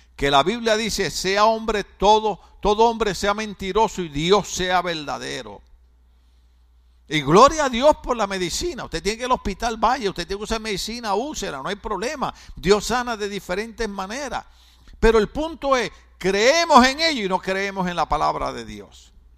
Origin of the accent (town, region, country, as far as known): Puerto Rico; moved away